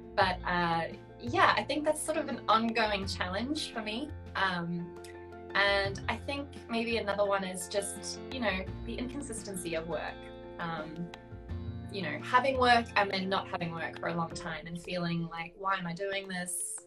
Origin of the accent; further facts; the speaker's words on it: South Africa; moved away; where I grew up, I grew up in South Africa.